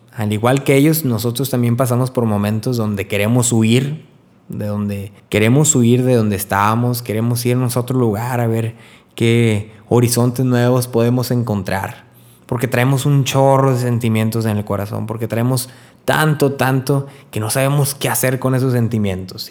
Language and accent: Spanish; Río Bravo, Tamaulipas, Mexico; Estoy viviendo en Río Bravo, de donde soy, Río Bravo, Tamaulipas